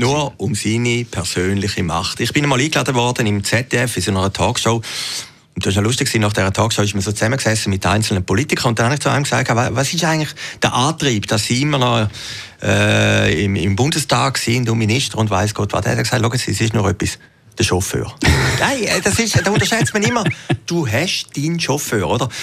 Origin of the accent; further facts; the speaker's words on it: Switzerland; in der Schweiz